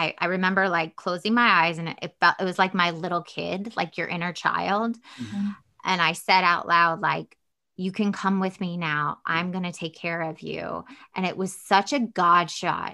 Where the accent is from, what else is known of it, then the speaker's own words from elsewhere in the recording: the South, United States; Southern and I'm from the South and it's very religious